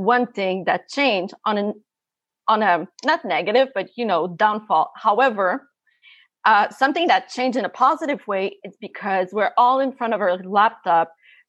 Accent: Canada; also born or lived in Montreal; I'm from Canada. I'm currently in Montreal.

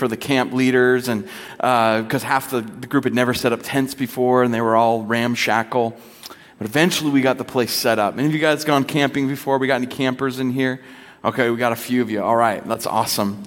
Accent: Bellingham, Washington, United States; I grew up in Bellingham, Washington

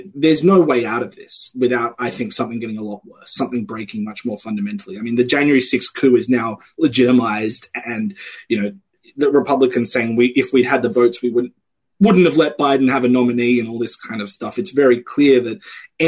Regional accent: Australia; moved away; I come from Australia, where we have a large export-oriented economy

